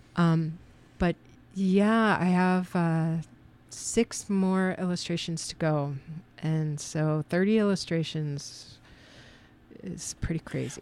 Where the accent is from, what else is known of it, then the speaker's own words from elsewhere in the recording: Lima, Ohio, United States; moved away; I'm from Lima, Ohio, but I've been here for twenty-eight years